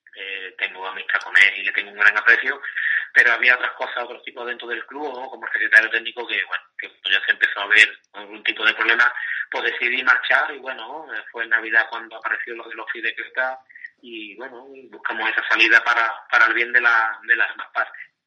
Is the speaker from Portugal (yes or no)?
no; Cádiz, Andalusia, Spain; como gaditano y cadista